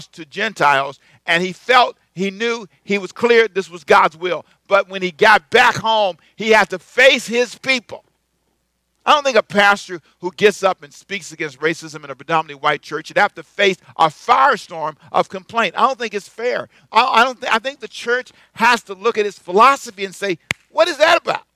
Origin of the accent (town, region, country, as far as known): United States